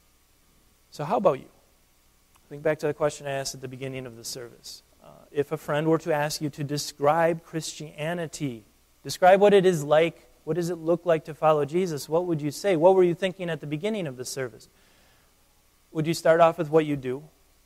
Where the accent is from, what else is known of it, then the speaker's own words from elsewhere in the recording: United States; I'm an American